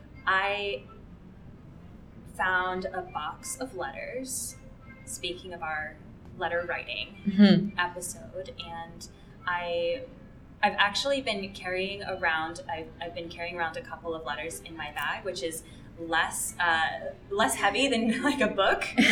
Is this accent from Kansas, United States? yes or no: no; Boston, Massachusetts, United States; moved away; And Boston is my hometown, where I lived all through adolescence and high school.